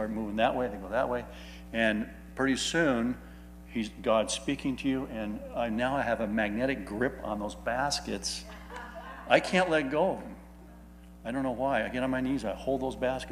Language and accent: English; California, United States; I'm from California